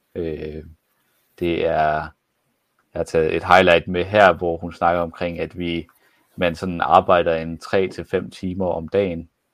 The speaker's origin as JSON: {"language": "Danish", "region": "Jutland", "country": "Denmark", "said": "jeg var for meget jyde"}